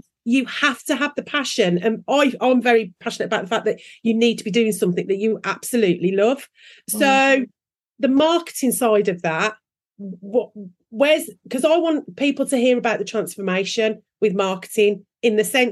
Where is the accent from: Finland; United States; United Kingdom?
United Kingdom; England; we are English